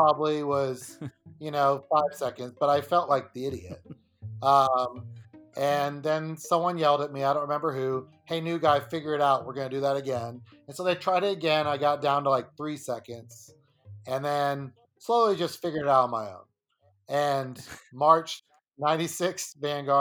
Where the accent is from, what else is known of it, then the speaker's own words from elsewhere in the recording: Dallas, Texas, United States; I'm from Dallas